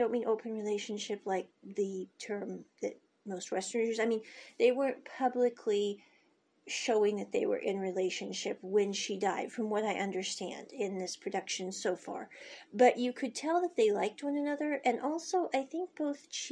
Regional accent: United States; moved away; I came from America, and when I was growing up as a kid

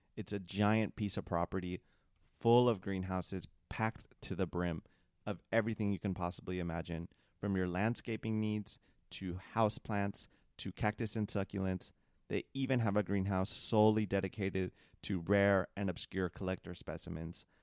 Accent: Long Beach, California, United States; I'm from Long Beach. I'm 30. I lived in Orange County for a little bit

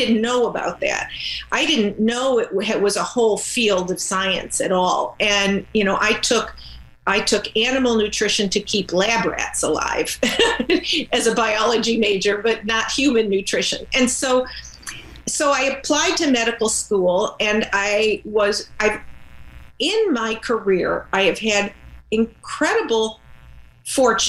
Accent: Cleveland, Ohio, United States; my experience of wanting to be an active girl in growing up in Cleveland, Ohio

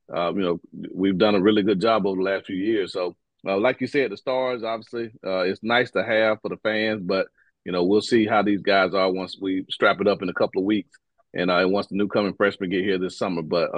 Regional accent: Quincy, Florida, United States; the Big mm-hmm. Bend stretches from my hometown of Quincy, Florida, Gadsden County, all the way down I-10

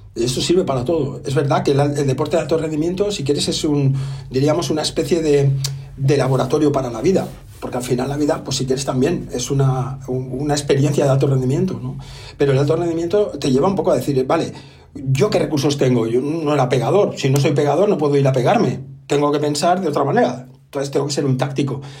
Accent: Catalonia, Spain; Yo soy catalán

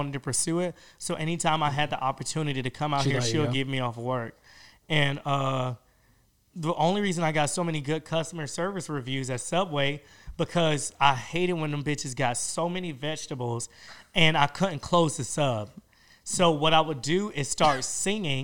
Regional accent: Georgia, United States; moved away as an adult; also born or lived in Miami, Florida; now in Los Angeles, United States; I came back to Georgia

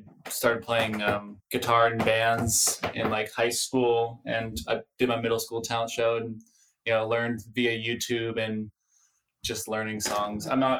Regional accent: San Francisco, California, United States; now in Oakland, United States; I grew up in San Francisco.

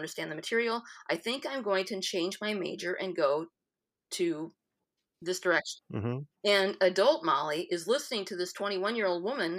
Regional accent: Iowa, United States; being an Iowan, the Midwesternism is there

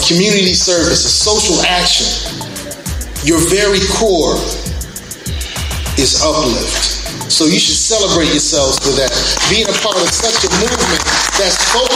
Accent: Columbus, Ohio, United States; also born or lived in Brooklyn, New York; I grew up in Columbus, Ohio, and I live here now with my wife and kids

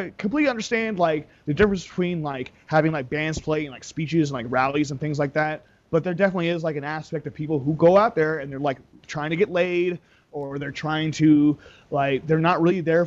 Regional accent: Kent, Washington, United States; also born or lived in Seattle / Las Vegas; I'm from Kent

